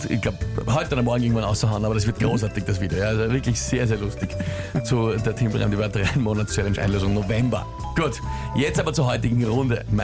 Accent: Vienna, Austria; Und ich komme aus Wien.

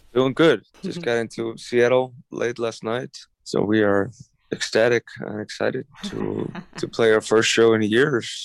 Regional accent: Iceland; moved away; spent that period in, in Iceland, in my home country

